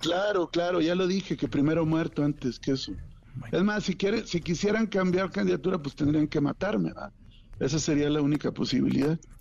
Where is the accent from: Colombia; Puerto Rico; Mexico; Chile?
Mexico; Coahuila; los que votamos somos los coahuilenses